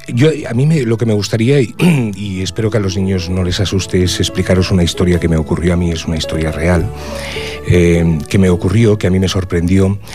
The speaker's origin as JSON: {"language": "Spanish", "town": "Cerredo", "region": "Asturias", "country": "Spain", "tie": "born or raised there", "moved": "yes", "lives_now": "Ripollet, Spain", "said": "el pueblo donde nací, Cerredo, en Asturias, un pueblo minero"}